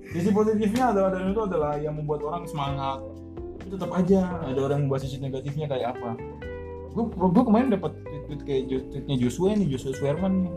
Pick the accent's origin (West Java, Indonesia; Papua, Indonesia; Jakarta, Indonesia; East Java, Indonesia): Papua, Indonesia; Jayapura; now in Bekasi, Indonesia; Gue bukan orang Bekasi nih, gue orang Jayapura jauh